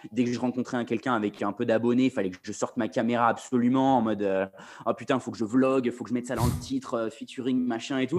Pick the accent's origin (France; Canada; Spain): France; moved away as an adult; now in London, United Kingdom; je suis français